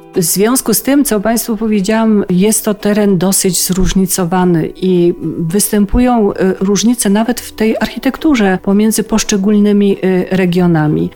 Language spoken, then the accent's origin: Polish; Żywiec Beskids, Silesian Voivodeship, Poland; u nas w Beskidzie Żywieckim